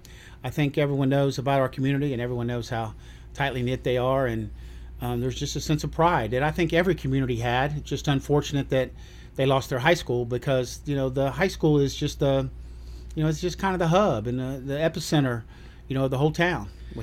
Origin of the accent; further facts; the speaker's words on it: Dayton, Ohio, United States; also born or lived in Cookeville, Tennessee; now in Eagleville, United States; I was born in Dayton, Ohio